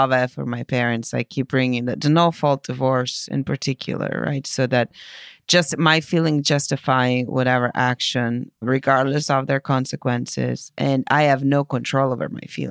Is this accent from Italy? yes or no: yes; Italy; moved away; my home country in Italy